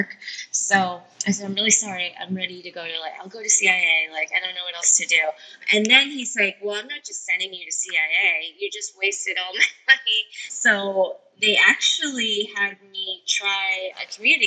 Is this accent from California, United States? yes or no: no; upstate New York, United States; moved away as an adult; now in Los Angeles, United States; I just really wanted to get out of upstate New York